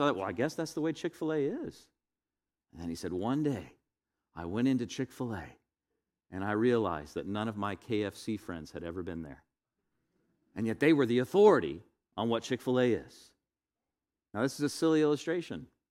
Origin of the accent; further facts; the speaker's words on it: Northwest Florida, United States; to be a white Caucasian male in the twentieth, twenty-first century growing up in Northwest Florida